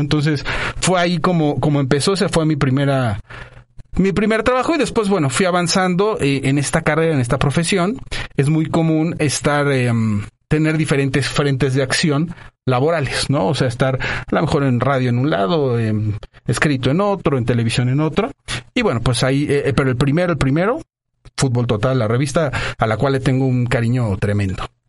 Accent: Mexico City, Mexico; moved away as an adult; also born or lived in Monterrey / Guadalajara; de la Ciudad de México. Mis papás se, eh, eh, se conocieron acá. Soy sateluco, eh, orgullosamente sateluco

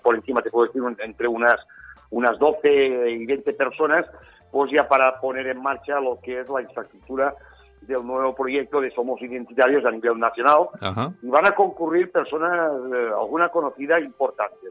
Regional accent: Catalonia, Spain; yo como español que soy

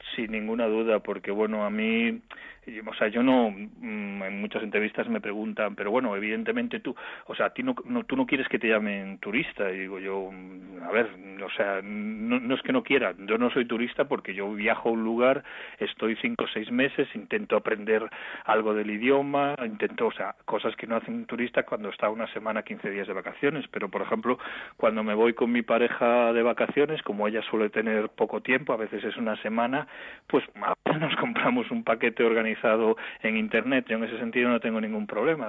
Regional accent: A Coruña, Galicia, Spain; soy de La Coruña

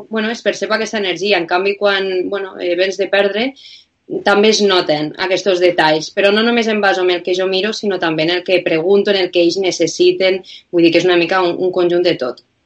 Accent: Lleida, Catalonia, Spain; now in Bilbao, Spain; jo vinc a Bilbao, però sóc de Lleida i quan vaig baixant a Lleida pues, a veure els meus pares

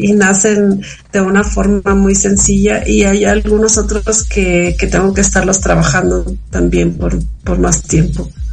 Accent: Ciudad Fernández, San Luis Potosí, Mexico; now in San Luis Potosí, Mexico; en mi pueblo, donde crecí, que es el refugio Ciudad Fernández, San Luis Potosí

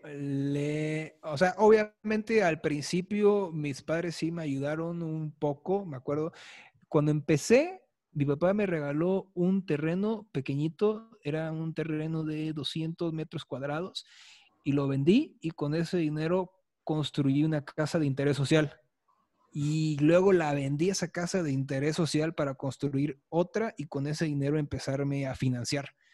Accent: Chiapas, Mexico; now in Mexico City, Mexico; yo no soy de aquí del DF, yo soy de Chiapas

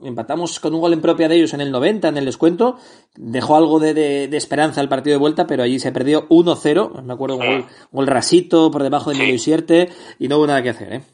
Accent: Gijón, Asturias, Spain; soy de Gijón

